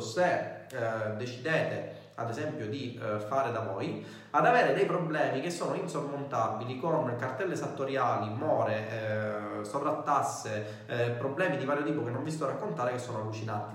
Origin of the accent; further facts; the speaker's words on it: Messina, Sicily, Italy; io sono di Messina, siamo entrambi siciliani